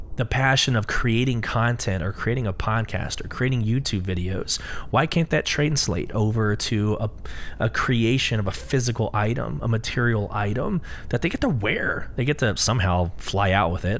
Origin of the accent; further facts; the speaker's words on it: Austin, Texas, United States; I'm from Austin, Texas.